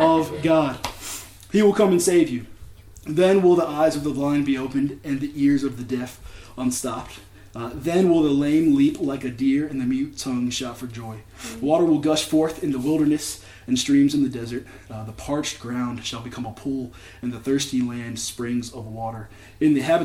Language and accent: English; Richmond, Virginia, United States; I was born here in Richmond.